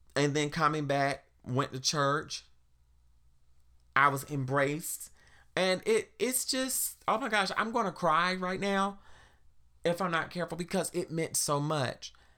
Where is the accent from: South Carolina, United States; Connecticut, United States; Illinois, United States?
South Carolina, United States; now in Washington, D.C., United States; growing up in South Carolina